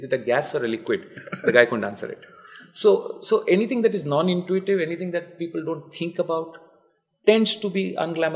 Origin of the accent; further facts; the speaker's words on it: Cuttack, Odisha, India; I am from Cuttack, which is like a tier 3 town, but 1,000 years old